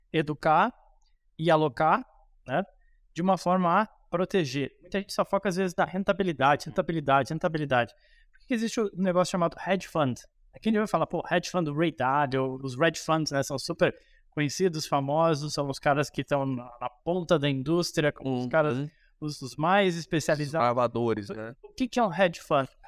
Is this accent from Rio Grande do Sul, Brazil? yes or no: yes; Rio Grande do Sul, Brazil; Pô, eu sou gaúcho, me criei lá, a família toda é gaúcha